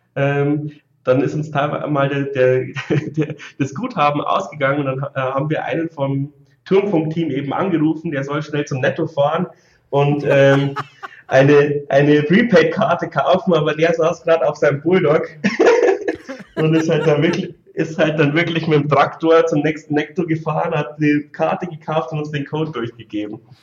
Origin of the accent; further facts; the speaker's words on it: 60 km from Regensburg, Bavaria, Germany; ich komme so 60 Kilometer aus Regensburg weg